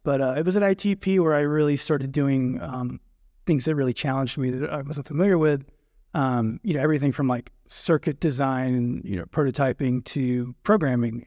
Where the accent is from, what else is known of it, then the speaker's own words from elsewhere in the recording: North Georgia, United States; also born or lived in Athens, Georgia; I grew up in North Georgia, kind of a rural area.